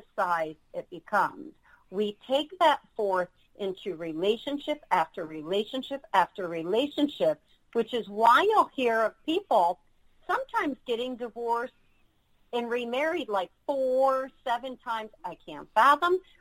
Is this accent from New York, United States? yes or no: yes; New York, United States; moved away; also born or lived in Florida; I'm from New York, was living in Florida